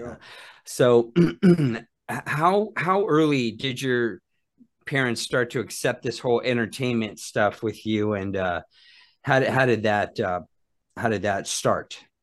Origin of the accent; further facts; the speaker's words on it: Phoenix, Arizona, United States; growing up in Phoenix